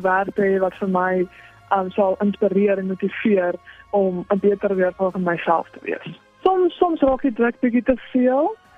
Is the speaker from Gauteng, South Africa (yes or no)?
yes; Johannesburg, Gauteng, South Africa; now in Bethlehem, South Africa; ek kom oorspronklik van Johannesburg af